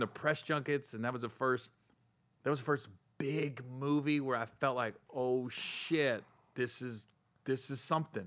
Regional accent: Cincinnati, Ohio, United States; Cincinnati. I'm from Cin-, I'm not from Cleveland.

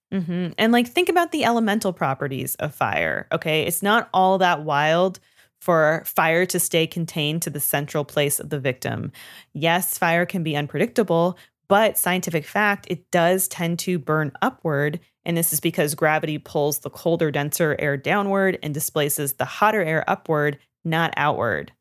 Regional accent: Canada; moved away; I grew up learning French in Canada

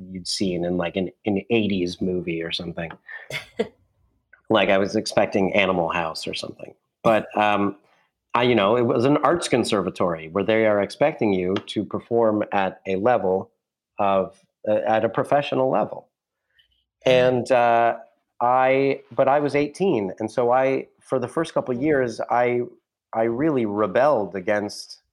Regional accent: Ohio, United States; moved away as an adult; now in New York, United States; I was coming from Ohio to New York

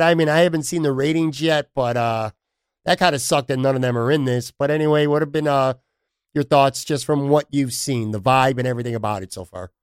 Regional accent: Buffalo, New York, United States; on the west side, my hometown

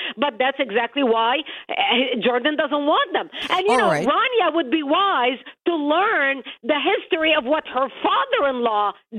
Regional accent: Lebanon; now in United States; I was born and raised in Lebanon, which used to be the only majority Christian country in the Middle East.

